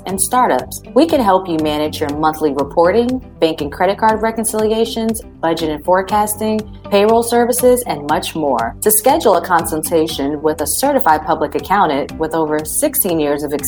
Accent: Summerville, South Carolina, United States; Somerville, South Carolina, my hometown

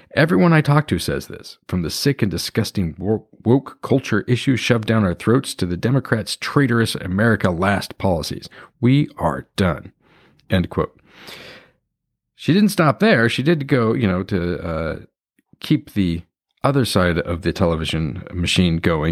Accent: Washington, United States; my home state, Washington

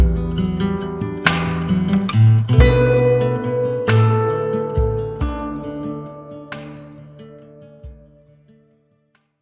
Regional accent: Idaho, United States; I was born and raised in Idaho

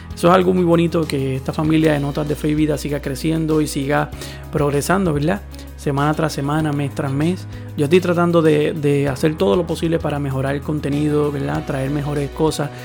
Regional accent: Puerto Rico; mi país

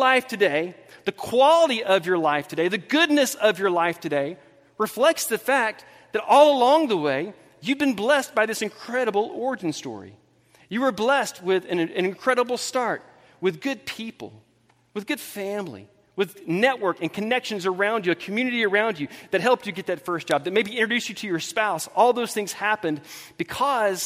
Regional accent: Thomaston, Georgia, United States; moved away; I was born on June 6th, 1977 in Thomaston, Georgia, about 800 miles from here

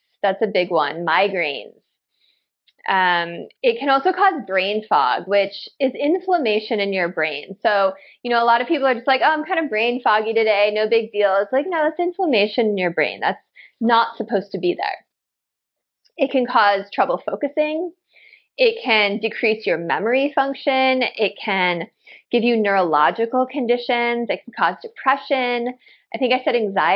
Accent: Chicago, Illinois, United States; I grew up in Chicago

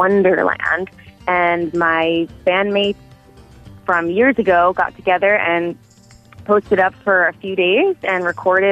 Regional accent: New York City, New York, United States; moved away as an adult; now in Los Angeles, United States; I grew up in the city, you know, commuting in and out of the boroughs. I'm from Queens, New York.

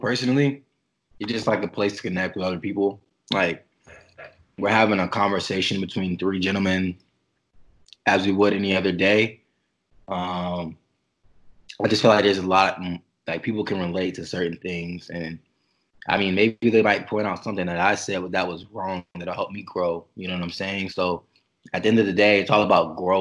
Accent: Newport News, Virginia, United States; I grew up in Newport News, Virginia

